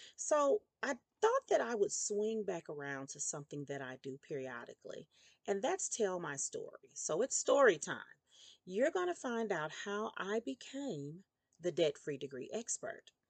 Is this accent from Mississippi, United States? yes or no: yes; Meridian, Mississippi, United States; I was born in Meridian, Mississippi. In my primary home, I lived with my grandmother and my mother in the federal housing projects